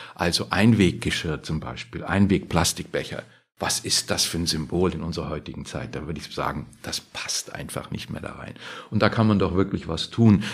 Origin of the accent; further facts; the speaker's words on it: Germany; wir als Deutsche